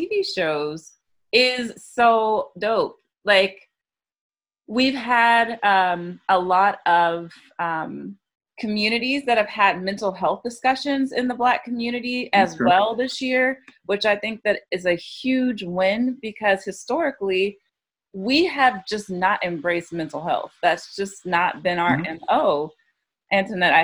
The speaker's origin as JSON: {"language": "English", "region": "the South", "country": "United States", "tie": "born or raised there", "said": "growing up in the South"}